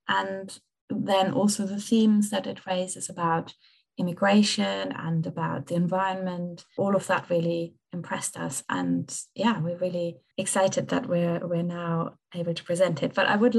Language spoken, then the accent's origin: English; Merton, London, United Kingdom; from Mertan